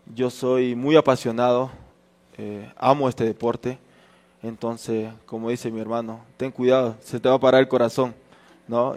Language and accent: Spanish; the Oriente, Amazon region, Ecuador; also born or lived in Esmeraldas (family); now in Quito, Ecuador; yo soy del Oriente, pero la mayoría de mi familia es Esmeralda